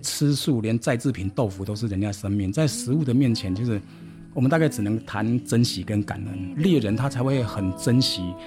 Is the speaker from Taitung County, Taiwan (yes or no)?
yes; Taitung County, Taiwan; 我是台东人，我是太原的人